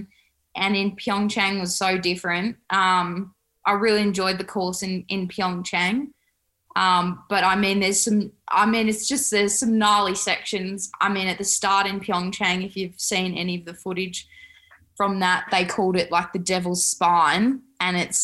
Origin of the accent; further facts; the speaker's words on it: Australia; I'm proud to represent skiing in Australia as an Australian Olympian